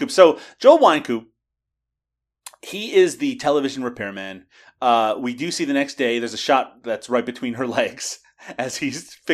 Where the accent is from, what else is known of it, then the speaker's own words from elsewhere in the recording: Newfoundland and Labrador, Canada; I from Newfoundland